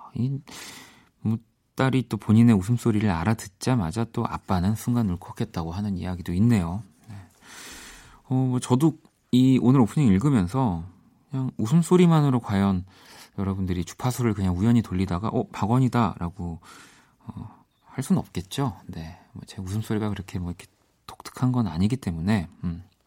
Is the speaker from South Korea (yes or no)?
yes; South Korea; 한국에서만 뭐 나고 자랐고 지내니까